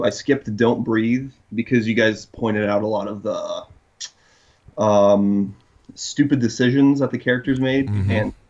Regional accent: Poland; now in Lancaster, United States; I'm originally from Poland.

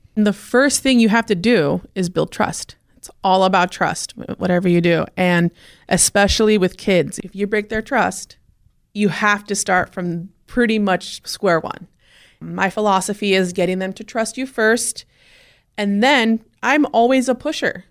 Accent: Clearlake, California, United States; I was born in Lake County, California. The part of California that's always on fire. That's what I tell everyone every year. It's Northern California. Clear Lake, California was where I was born.

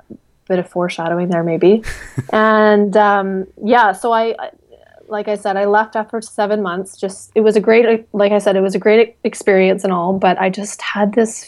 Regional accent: Victoria, British Columbia, Canada; moved away as an adult; also born or lived in Shanghai, China / Brisbane, Australia; now in Sweden; I was born and raised in Victoria, BC. It's a beautiful, beautiful place.

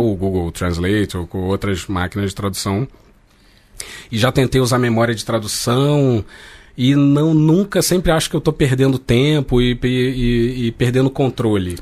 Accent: Rio de Janeiro, Brazil; eu nasci de classe média, nasci no Rio de Janeiro, é, o português que eu falo uhum. é esse

